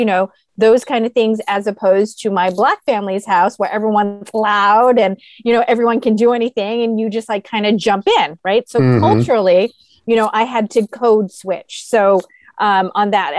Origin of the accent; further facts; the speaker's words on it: Guam; now in San Diego, United States; I grew up on an island, so I grew up on Guam.